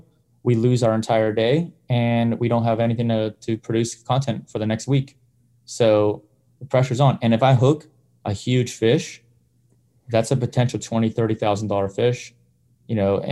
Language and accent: English; Windsor, Ontario, Canada; moved away; I grew up in Windsor, Ontario